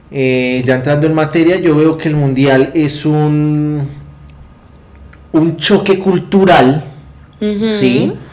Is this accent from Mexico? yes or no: no; Colombia